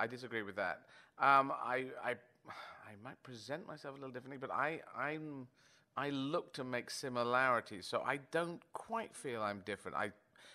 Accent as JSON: {"language": "English", "country": "Yemen", "tie": "born there", "said": "I was born in Yemen"}